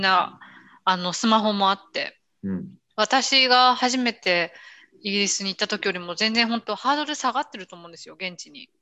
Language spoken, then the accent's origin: Japanese; Japan; first language Japanese; moved away as an adult; now in Italy; 自分東洋人で、日本人で日本語